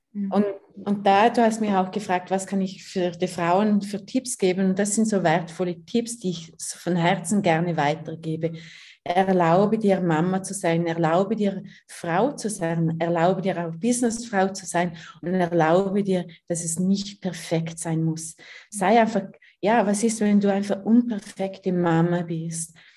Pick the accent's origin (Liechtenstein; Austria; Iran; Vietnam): Liechtenstein; moved away as an adult; now in Switzerland; Ich bin in Fürstentum Liechtenstein aufgewachsen, wohne seit drei Jahren mit meinen Kindern in der Schweiz